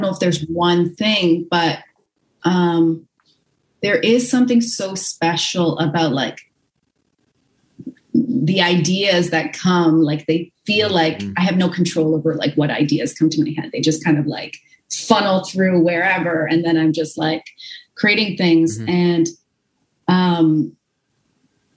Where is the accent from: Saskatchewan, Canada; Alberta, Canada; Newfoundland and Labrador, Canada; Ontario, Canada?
Ontario, Canada; Hamilton; I grew up in the like suburb of Hamilton in Stony Creek